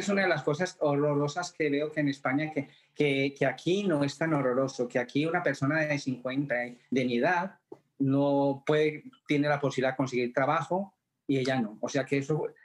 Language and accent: Spanish; Colombia; moved away as an adult; also born or lived in Madrid, Spain; now in Ottawa, Canada; yo nací en Colombia, pero hace 31 años me fui para Madrid.